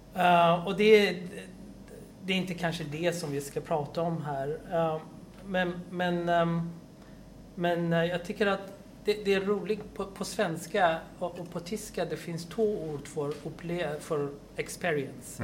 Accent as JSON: {"language": "Swedish", "country": "Iran", "tie": "born or raised there", "moved": "yes", "lives_now": "Sweden", "said": "jag är från Iran. Ja? Mm. Och då tänkte jag, ja, jag kommer från ett land som jag växte upp"}